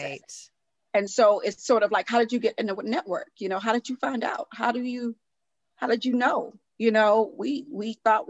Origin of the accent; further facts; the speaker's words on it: Houston, Texas, United States; moved away; also born or lived in New York; I'm from Houston, Texas, originally